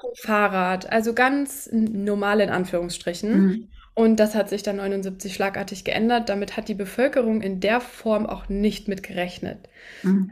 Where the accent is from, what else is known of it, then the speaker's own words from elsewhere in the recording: Hesse, Germany; also ich bin in Deutschland geboren, in, in Hessen.